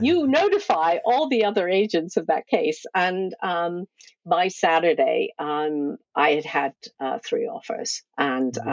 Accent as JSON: {"language": "English", "country": "United States", "also_born_or_lived": "Cornwall", "moved": "as an adult", "said": "I'm originally from the States."}